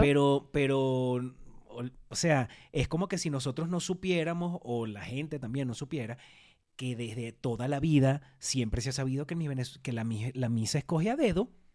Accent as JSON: {"language": "Spanish", "country": "Venezuela", "moved": "yes", "lives_now": "Mexico", "said": "somos además dos venezolanos"}